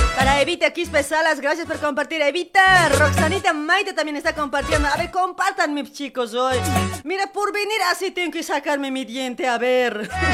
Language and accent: Spanish; Bolivia; Somos bolivianos, ¿sí o no? Todos somos bolivianos